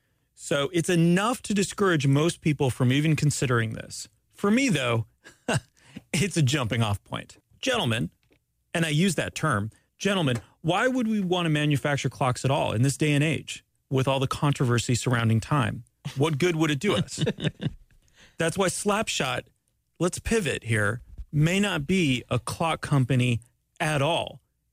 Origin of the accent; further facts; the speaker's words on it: Canada; I'm Canadian, by the way.